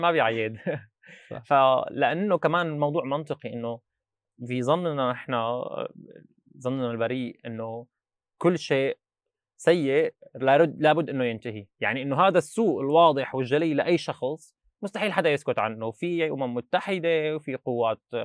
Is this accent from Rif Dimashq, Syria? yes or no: yes; Babbila?, Rif Dimashq, Syria; moved away as an adult; also born or lived in Al-Mulayhah; now in Dortmund, Germany; درست للتاسع ببزينه وبعدين عملت الثانويه بالمليحه